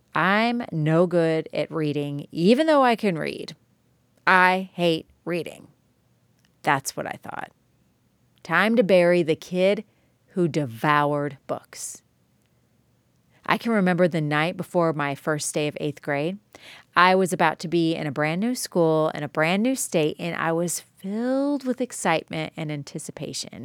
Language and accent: English; Joliet, Illinois, United States; now in Tennessee, United States; I grew up in Joliet, Illinois, which was easily the best place to grow up